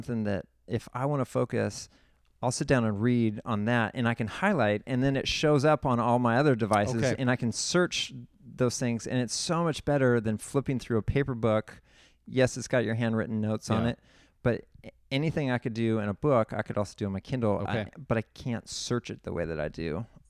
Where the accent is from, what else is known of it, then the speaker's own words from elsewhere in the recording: San Luis Obispo, California, United States; I'm from the San Luis Obispo area. I went to Atascadero High School.